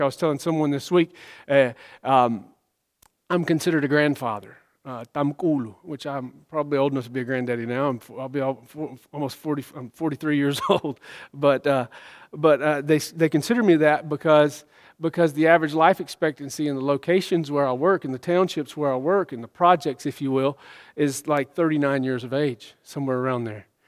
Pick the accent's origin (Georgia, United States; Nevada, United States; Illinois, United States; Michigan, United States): Georgia, United States; I was born in Georgia. I was born in Georgia. I'm a Georgia boy